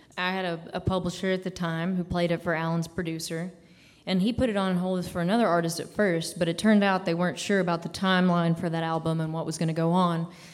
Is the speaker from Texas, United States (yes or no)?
no; Little Rock, Arkansas, United States; born there; Oh, excellent. That's where I was born.